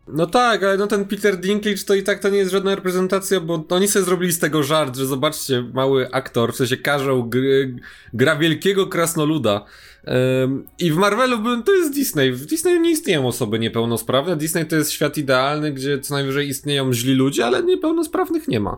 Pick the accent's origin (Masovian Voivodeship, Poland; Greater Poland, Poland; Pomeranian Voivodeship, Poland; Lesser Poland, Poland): Lesser Poland, Poland; Kraków; u mnie na Kurdwanowie